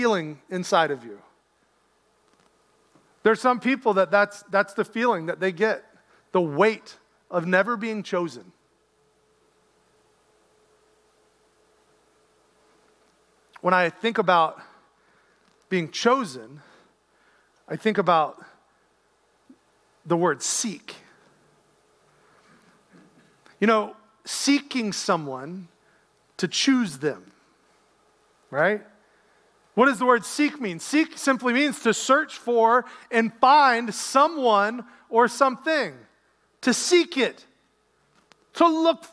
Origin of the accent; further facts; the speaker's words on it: Lynchburg, Virginia, United States; moved away; I grew up in Lynchburg. There's one mall.